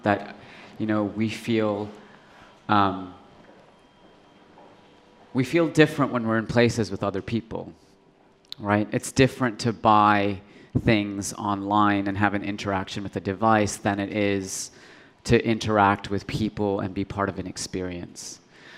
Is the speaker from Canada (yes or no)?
yes; Canada; growing up in Canada, you know, in the suburbs